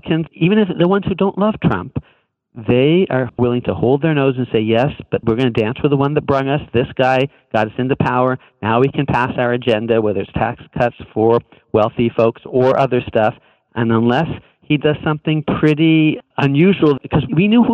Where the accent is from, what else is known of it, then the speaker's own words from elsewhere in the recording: California, United States; moved away; I grew up in California, which is a very blue place